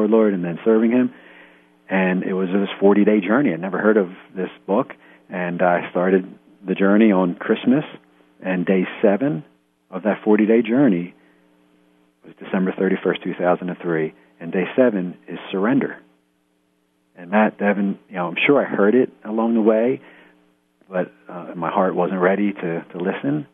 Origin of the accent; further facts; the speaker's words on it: outside of Philly, Pennsylvania, United States; we're living in the house I grew up in outside of Philly.